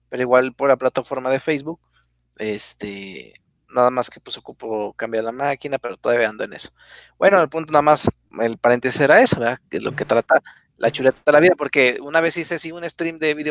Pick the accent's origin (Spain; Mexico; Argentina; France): Mexico; Ramos Arizpe, Coahuila; Yo, ah, yo de México. Yo soy de, de Ramos Arizpe, Coahuila.